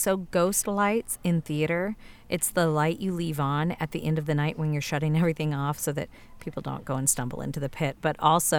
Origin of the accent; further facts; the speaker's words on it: the South, United States; And I am from the South